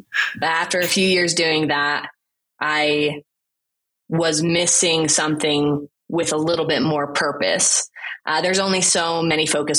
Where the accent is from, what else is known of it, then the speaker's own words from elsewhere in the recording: China; growing up in China, it was interesting because I didn't realize initially when I was little that I was other. Kids were kids. I spoke English. I spoke Chinese.